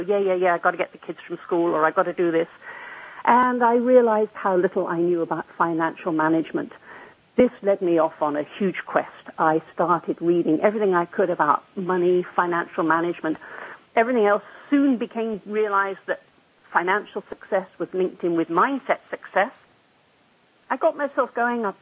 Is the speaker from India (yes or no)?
no; England, United Kingdom; moved away as an adult; also born or lived in Western Canada; now in Canada; I was born immediately after World War II in England, making me a leading edge baby boomer. I grew up in England.